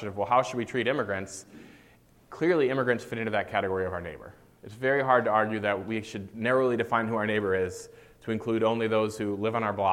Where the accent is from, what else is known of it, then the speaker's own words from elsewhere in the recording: United States; as an American